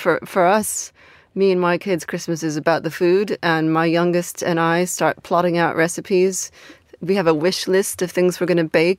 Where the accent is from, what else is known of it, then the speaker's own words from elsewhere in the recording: United States; now in London, United Kingdom; As an American in London